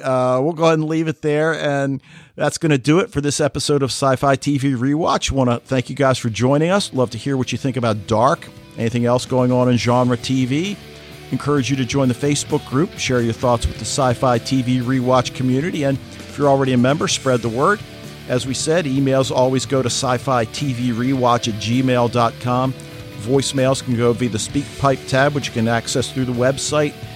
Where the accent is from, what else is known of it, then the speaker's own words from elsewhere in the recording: United States; as Americans